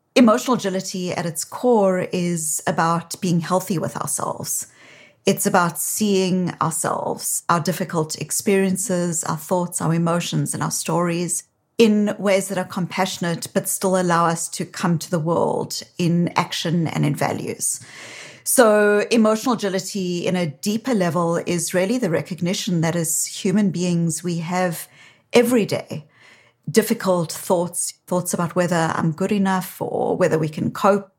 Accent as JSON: {"language": "English", "country": "South Africa", "moved": "yes", "lives_now": "Boston, United States", "said": "you can hear from my accent. While I live in Boston, I'm originally from South Africa"}